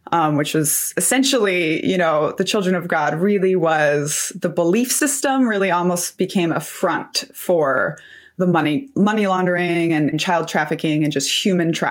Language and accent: English; Brazil; also born or lived in Philippines / Japan; So I was born in the Philippines, but I also lived in Japan and then all over Latin America. I mostly grew up in Brazil.